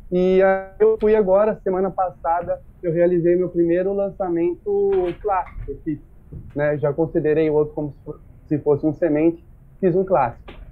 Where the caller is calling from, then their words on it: São José do Rio Preto, São Paulo, Brazil; Bom, eu sou aqui de São José do Rio Preto, São Paulo, interior